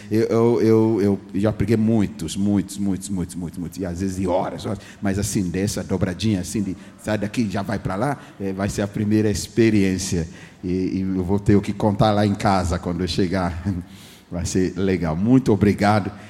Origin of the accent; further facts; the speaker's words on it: Ghana; first language English; Portuguese is a second language; moved away; nasci no país de Gana, na África